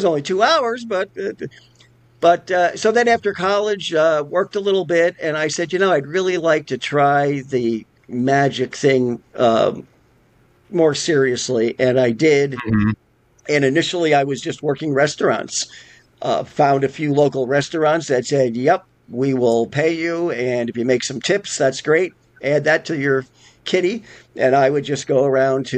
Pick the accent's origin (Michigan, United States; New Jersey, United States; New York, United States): New York, United States; Albany; also born or lived in Las Vegas, Nevada; now in Pennsylvania, United States; I grew up in Albany, New York.